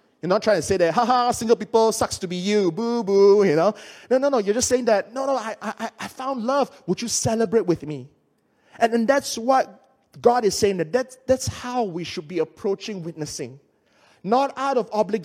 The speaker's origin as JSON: {"language": "English", "country": "Malaysia"}